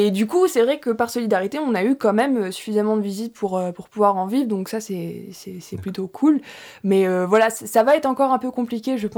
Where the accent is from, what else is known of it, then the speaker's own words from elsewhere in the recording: Louviers, Normandy, France; moved away as an adult; now in Rouen, France; je viens de Louviers